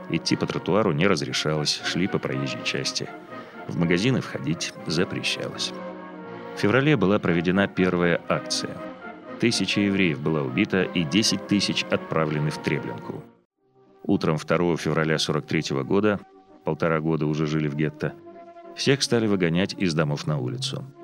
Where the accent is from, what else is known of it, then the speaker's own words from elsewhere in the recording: Białystok, Podlaskie Voivodeship, Poland; born there; Я родился в Белостоке в 1922 году.